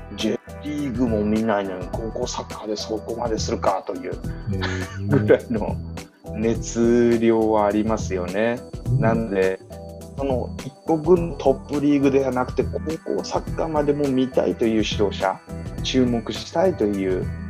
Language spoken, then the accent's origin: Japanese; Japan; 日本生まれ日本育ち